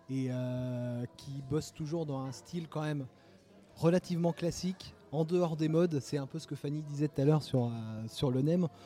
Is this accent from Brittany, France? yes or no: no; Pornic, Pays de la Loire, France; moi, je suis de Pornic, exactement.